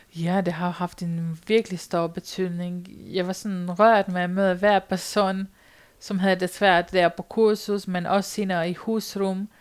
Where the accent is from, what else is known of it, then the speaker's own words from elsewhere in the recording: Romania; Danish is a second language; moved away as an adult; now in Denmark; min barndom, hvor jeg kommer fra Rumænien, og jeg boede på landet